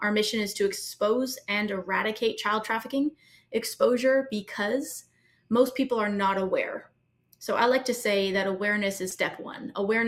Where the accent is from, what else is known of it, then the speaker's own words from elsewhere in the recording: Brazil; also born or lived in Mexico; My family's from the United States. My sisters and I were all born all over the world. I was born in Brazil. I was raised mostly in Brazil and Mexico.